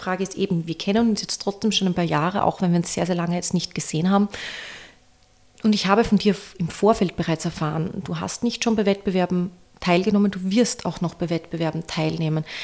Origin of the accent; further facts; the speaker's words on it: Styria, Austria; als Steirerin